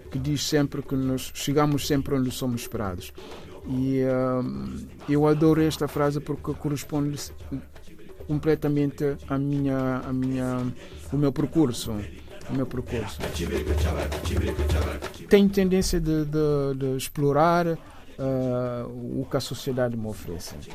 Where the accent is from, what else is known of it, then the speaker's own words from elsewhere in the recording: Bissau, Guinea-Bissau; also born or lived in São Domingos, Guinea-Bissau / Cacheu, Guinea-Bissau; Bissau, onde, onde cresci, a, a minha, o resto da minha infância eram umas idas e vindas entre Cacheu, a Terra do Mar, e, e, e Bissau. Fiz a, mi, a, a, a minha juventude e uh, em Bissau, o resto dos estudos foram ali em Bissau.